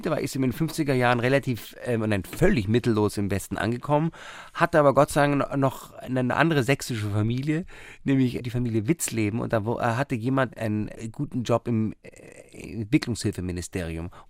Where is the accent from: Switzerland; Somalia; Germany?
Somalia; born there; und dann in Somalia, wo ich geboren bin.